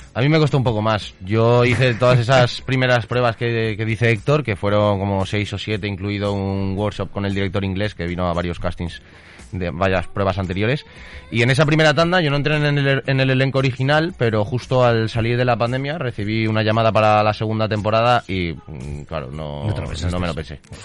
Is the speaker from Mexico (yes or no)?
no; Valencian Community, Spain; formo parte de una compañía residente en Valencia, yo soy valenciano